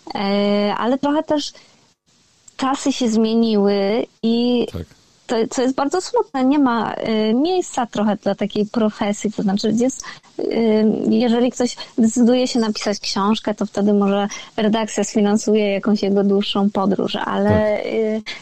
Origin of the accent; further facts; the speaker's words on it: Jelenia Góra, Lower Silesian Voivodeship, Poland; moved away as an adult; also born or lived in Wrocław / Kraków; pochodzę z Jeleniej Góry, więc to jest takie moje najbliższe, duże miasto, do którego e, wyjeżdża się na studia, jak się mieszka w Jeleniej Górze.